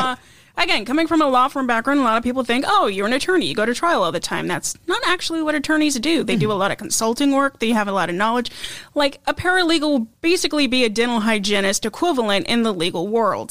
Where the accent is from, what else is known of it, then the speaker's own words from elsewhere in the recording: Idaho, United States; moved away; I come from Idaho